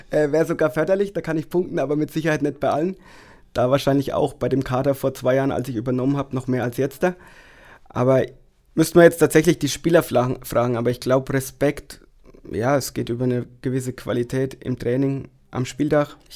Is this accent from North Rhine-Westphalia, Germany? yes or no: no; Wattmannsroth, Bavaria, Germany; Nein, ich komme aus Wattmannsroth, Daniel aus Neustadt.